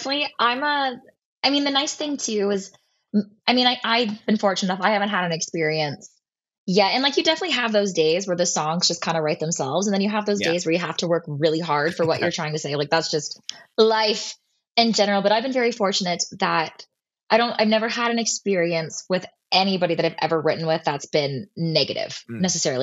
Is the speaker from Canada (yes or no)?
yes; Oakville, Ontario, Canada; I'm from Oakville